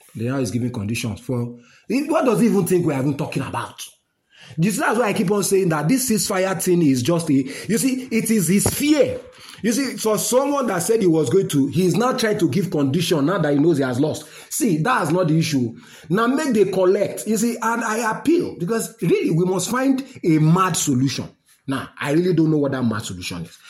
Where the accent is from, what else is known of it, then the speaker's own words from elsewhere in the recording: Nigeria; as a Nigerian, normal man